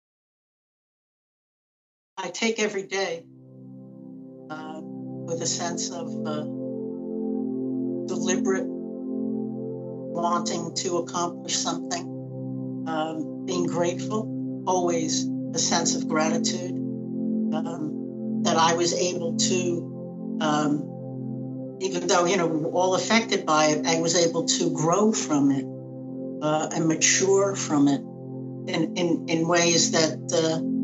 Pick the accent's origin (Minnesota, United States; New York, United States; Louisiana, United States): New York, United States; New York City; I am a New Yorker, Brooklyn born and raised.